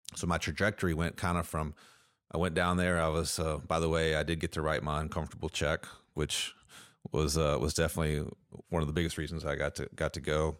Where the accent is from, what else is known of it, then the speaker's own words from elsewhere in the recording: Edmonton, Kentucky, United States; also born or lived in Lexington, Kentucky; I grew up in Edmonton, Kentucky, so Metcalf County is a couple hours from here